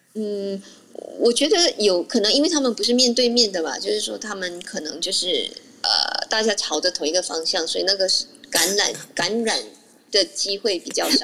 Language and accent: Chinese; Malaysia; 当然我是马来西亚人